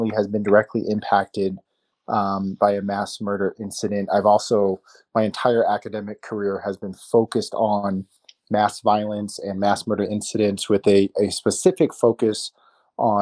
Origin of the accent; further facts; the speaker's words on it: Tucson, Arizona, United States; I'm from Tucson, Arizona. It's where I was born and raised